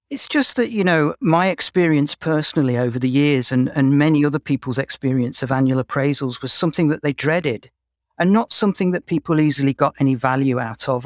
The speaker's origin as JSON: {"language": "English", "region": "England", "country": "United Kingdom", "accent": "English", "moved": "as an adult", "lives_now": "Canada", "said": "You can probably tell from my accent that I'm English"}